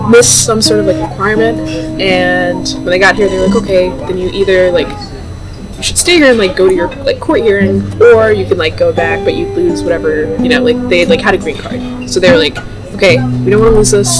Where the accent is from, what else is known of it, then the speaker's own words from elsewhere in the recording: Northern Virginia, United States; I grew up in Northern Virginia. Grew up in the same, like, 25-mile radius, like, pretty much my whole life